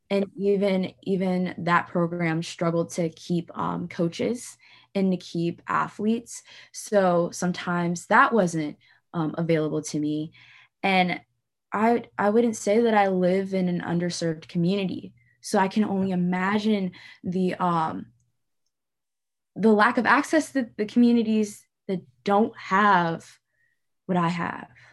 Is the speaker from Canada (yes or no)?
no; St. Louis, Missouri, United States; I was born and raised in Saint Louis, Missouri